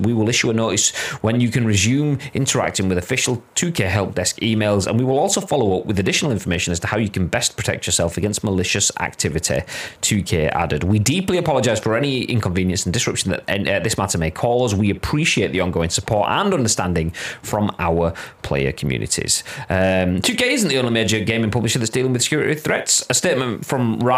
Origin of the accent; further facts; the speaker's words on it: Yorkshire and the Humber, United Kingdom; I'm from Yorkshire